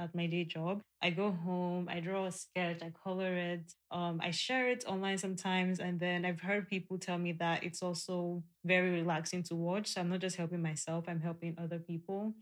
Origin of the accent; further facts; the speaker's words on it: Nigeria; being a Nigerian and being a Black woman in today's climate